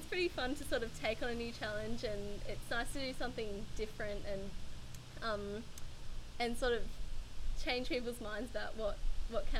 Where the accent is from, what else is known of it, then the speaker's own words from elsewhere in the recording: Melbourne, Victoria, Australia; I'm from Melbourne